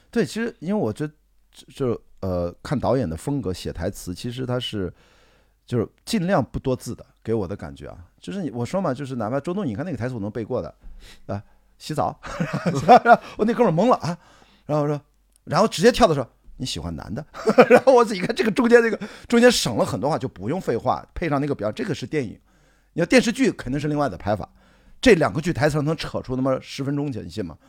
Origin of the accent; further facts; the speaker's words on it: Qingdao, Shandong, China; 我青岛人